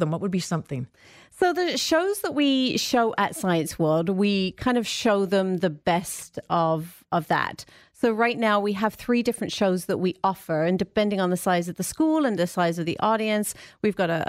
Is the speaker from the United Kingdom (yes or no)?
yes; England, United Kingdom; moved away; No, I'm originally from England, but I've been here a long time, so my accent is a little bit strange. It comes. I can hear it comes in and out.